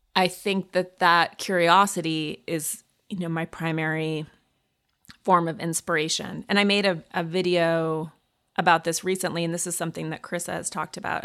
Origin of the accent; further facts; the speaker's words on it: Montana, United States; I grew up in Montana